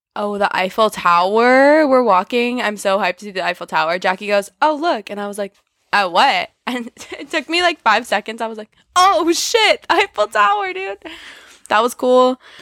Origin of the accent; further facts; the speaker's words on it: United States; We are clearly American